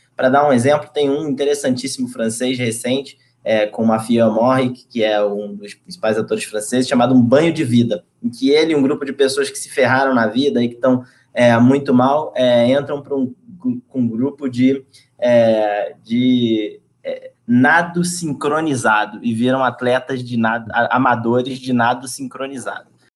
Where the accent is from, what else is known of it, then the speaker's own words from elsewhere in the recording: Rio de Janeiro, Brazil; moved away; Já teria ido visitar é, minha cidade, não fosse pelo isolamento. Então, tô com saudade da minha família, saudade da, da, da cidade onde eu cresci, saudade das, é, das coisas do Rio